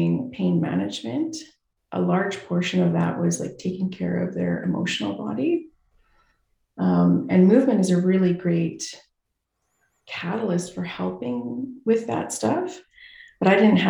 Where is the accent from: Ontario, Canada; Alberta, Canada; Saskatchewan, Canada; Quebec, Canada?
Saskatchewan, Canada; Saskatoon; I grew up in Saskatoon, Saskatchewan